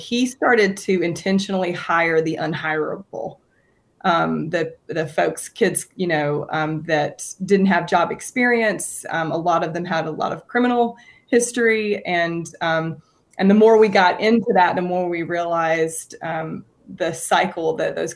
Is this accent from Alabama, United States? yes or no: yes; Opelika, Alabama, United States; moved away as an adult; I was raised here in Alabama